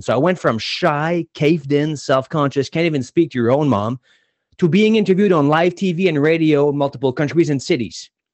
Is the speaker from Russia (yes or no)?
no; New Brunswick, Canada; I was born in New Brunswick, and in New Brunswick, I was player number thirteen in the province